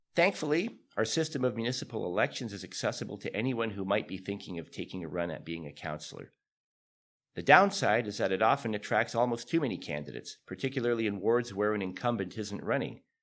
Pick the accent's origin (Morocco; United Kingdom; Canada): Canada; Hamilton, Ontario; also born or lived in East Mountain, Hamilton / Dundas, Hamilton; I was born on the East Mountain and raised in Stony Creek, but chose to make Dundas my home